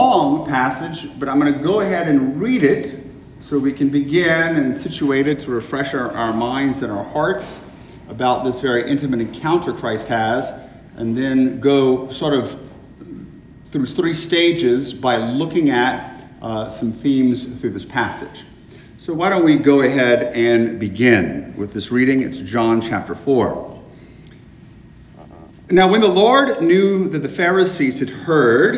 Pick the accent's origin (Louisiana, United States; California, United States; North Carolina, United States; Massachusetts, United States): Louisiana, United States; Lafayette; I'm from Lafayette